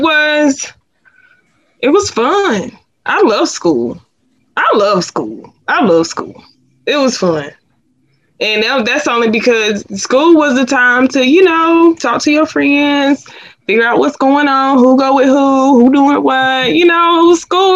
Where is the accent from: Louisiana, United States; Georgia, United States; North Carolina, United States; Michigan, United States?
North Carolina, United States; Sanford; I am from Sanford, North Carolina